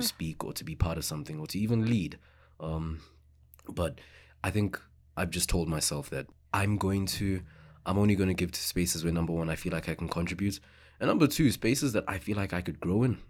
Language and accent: English; Johannesburg, Gauteng, South Africa; English is a second language; moved away as an adult; now in Victoria, Canada; growing up in South Africa like with that history we grew up having uncomfortable conversations.